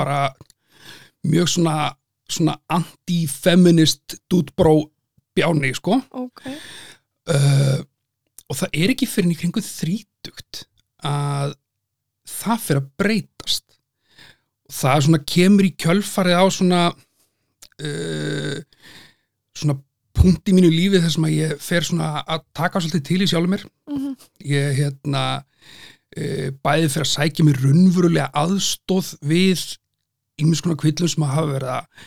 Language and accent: Icelandic; Selfoss, then Hveragerði, Southern Region, Iceland; moved away as an adult; now in Reykjavík, Iceland; fættur á e, Selfossi, okay. bjóð þar framan af, e, síðan í hveragerði, þannig að sunnlendingur, mm. en hef búið í Reykjavík síðan 2010.